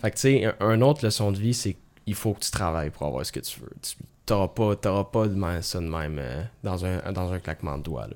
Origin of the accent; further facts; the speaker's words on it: Sainte-Marthe-sur-le-Lac, Quebec, Canada; j'ai grandi là, à Sainte-Marthe